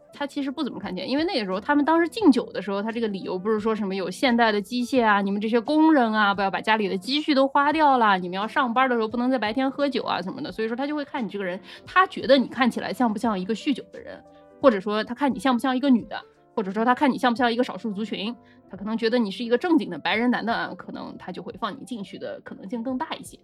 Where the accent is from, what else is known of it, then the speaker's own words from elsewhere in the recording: Nanjing, Jiangsu, China; now in Ontario, Canada; 我们南京人嘛